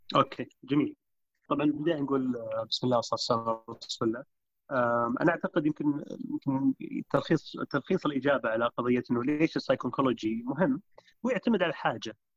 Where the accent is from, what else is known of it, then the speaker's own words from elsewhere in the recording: Riyadh, Riyadh Province, Saudi Arabia; also born or lived in Canada; انا شاب سعودي عمري 34 آه، سنه نشات وترعرعت في في الرياض